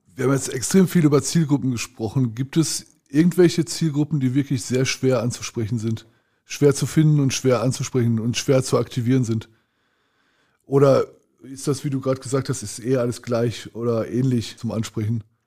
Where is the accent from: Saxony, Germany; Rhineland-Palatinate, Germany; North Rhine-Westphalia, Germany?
North Rhine-Westphalia, Germany; Ruhr area; bei uns im Ruhrgebiet